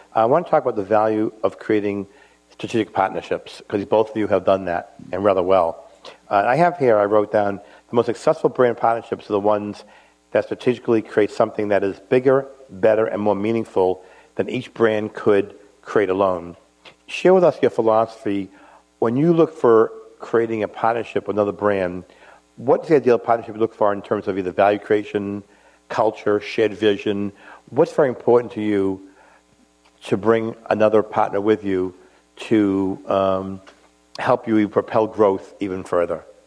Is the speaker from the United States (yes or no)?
yes; Boston, Massachusetts, United States; as a Bostonian